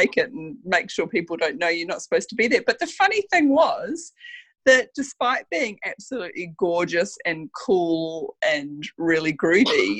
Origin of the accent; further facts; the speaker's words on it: Wollongong, New South Wales, Australia; we're from the Gong.